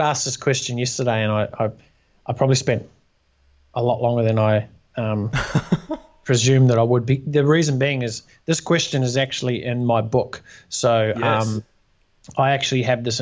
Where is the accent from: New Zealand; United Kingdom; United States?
New Zealand; born or raised there; also born or lived in Australia